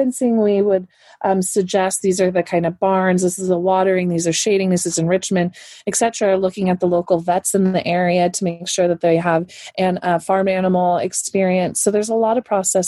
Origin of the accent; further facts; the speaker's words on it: California, United States; I am a Californian girl